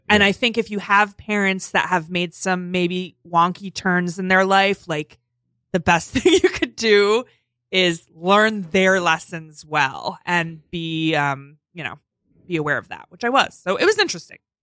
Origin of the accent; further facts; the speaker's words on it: North Fork, Long Island, New York, United States; I'm from the North Fork.